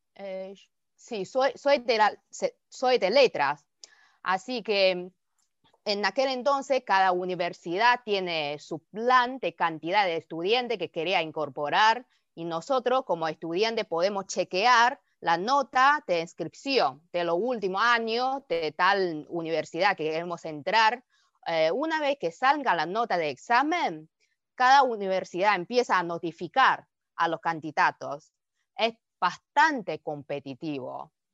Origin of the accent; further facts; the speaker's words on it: China; Spanish is a second language; moved away as an adult; also born or lived in Beijing, China; now in Argentina; para nosotros como los chinos